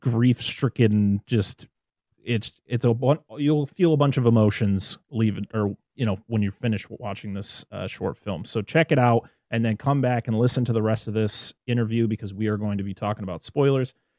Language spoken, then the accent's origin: English; United States; as an American